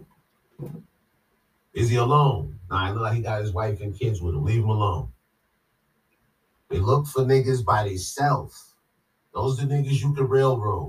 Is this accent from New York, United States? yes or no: yes; New York City, New York, United States; growing up in Queens, socializing in Brooklyn, in Harlem